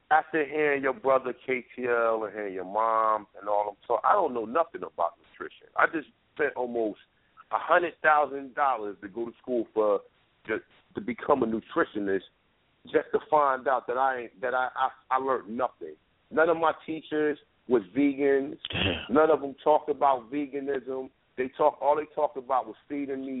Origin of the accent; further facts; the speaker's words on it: North New Jersey, United States; I'm from North New Jersey